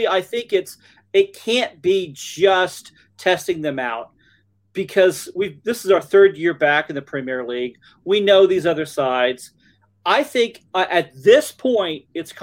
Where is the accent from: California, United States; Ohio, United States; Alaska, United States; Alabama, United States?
Alabama, United States; accent: Alabama; my Alabama accent